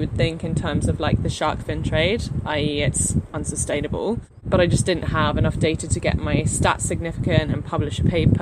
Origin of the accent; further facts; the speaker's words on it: United Kingdom; I'm British